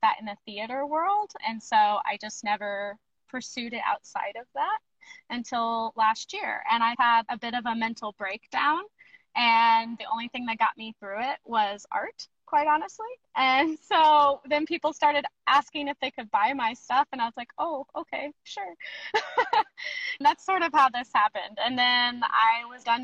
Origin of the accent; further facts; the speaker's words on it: Springfield, Missouri, United States; now in Kansas City, United States; I am currently based in Kansas City, Missouri. I grew up in Springfield, Missouri